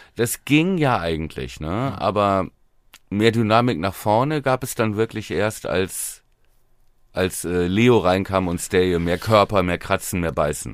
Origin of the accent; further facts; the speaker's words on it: Buchholz in der Nordheide, Lower Saxony, Germany; meiner Heimatstadt Buchholz